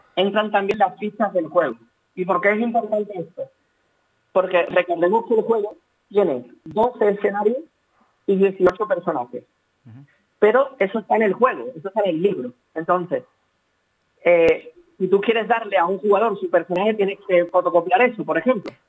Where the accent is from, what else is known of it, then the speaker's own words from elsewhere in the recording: Seville, Andalusia, Spain; Somos, somos de Sevilla ambos